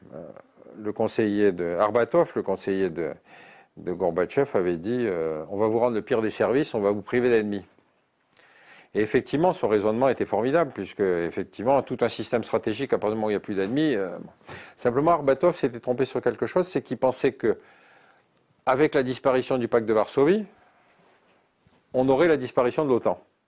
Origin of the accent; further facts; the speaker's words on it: Algeria; moved away; je suis né en Algérie